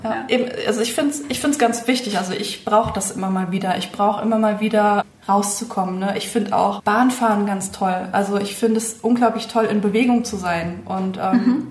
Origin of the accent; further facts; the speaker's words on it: Bad Kreuznach, Rhineland-Palatinate, Germany; moved away as an adult; now in Mainz, Germany; ursprünglich bin ich eine gebürtige Kreiznacherin